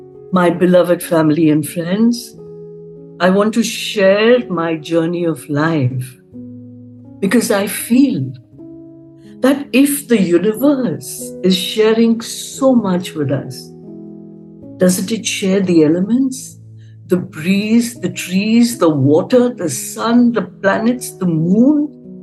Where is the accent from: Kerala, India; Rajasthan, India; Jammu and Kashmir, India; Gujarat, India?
Jammu and Kashmir, India; Srinagar; born there; So, conceived in Kunur, in the Nilgiris, and born in Srinagar.